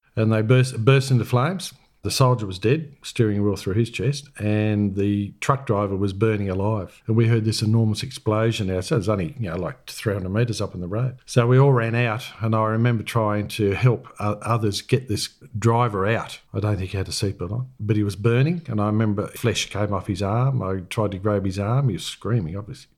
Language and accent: English; country New South Wales, Australia; also born or lived in Brewarrina / Mooloolah / Cobar / Wellington; now in Canberra, Australia; I was born in Bewarrina. My dad was a New South Wales police officer, so I was born in Bewarrina in nineteen fifty and my sister was born at Burke in nineteen forty-eight. So we spent a lot of time in country New South Wales.